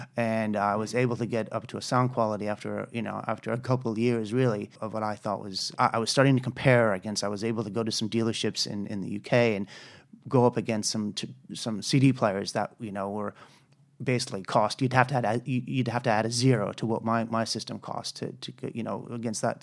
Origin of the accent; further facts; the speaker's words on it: United States; moved away as an adult; also born or lived in Colorado / United Kingdom; I'm an American